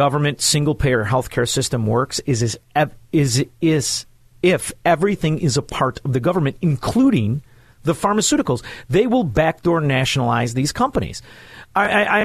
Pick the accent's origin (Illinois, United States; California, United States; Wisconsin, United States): Illinois, United States; Chicago; moved away; I'm from Chicago